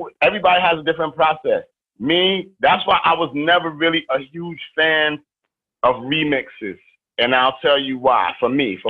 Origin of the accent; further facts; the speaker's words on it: New York City, New York, United States; I'm from East New York. I'm from the crack era where literally murdering and I'm hanging out with murderers and this is the daily living